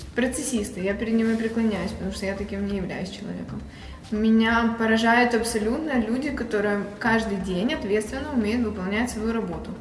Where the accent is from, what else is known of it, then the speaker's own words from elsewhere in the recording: Odesa, Odesa Oblast, Ukraine; Украина, Одесса